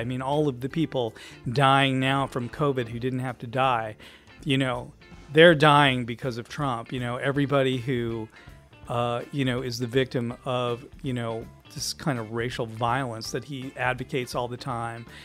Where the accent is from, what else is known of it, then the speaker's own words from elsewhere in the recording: Indiana, United States; I grew up in Indiana